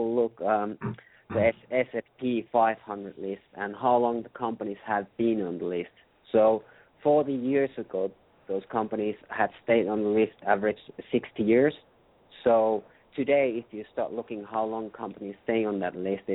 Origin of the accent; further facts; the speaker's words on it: Finland; English is a second language; I'm from Finland, so as you can hear, I'm not Native American, so you have to excuse my accent